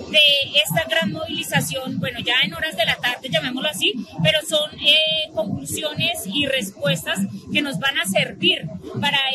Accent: Colombia; nosotros como colombianos estamos desinformados

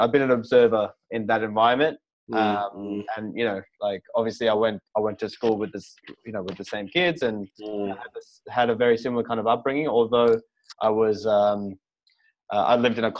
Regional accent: Port Moresby, National Capital District, Papua New Guinea; moved away; I was literally coming from Port Moresby

